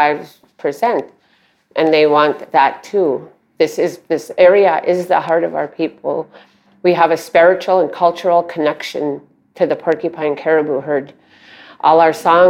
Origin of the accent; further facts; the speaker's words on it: Fort Yukon, Alaska, United States; I am from Fort Yukon, Alaska, which is 8 miles above the Arctic Circle